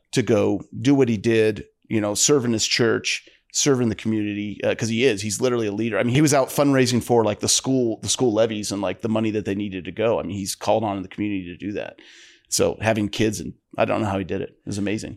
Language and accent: English; northeastern Ohio, United States; my dad worked in a steel mill, uh, you know, I'm from Ohio, northeastern Ohio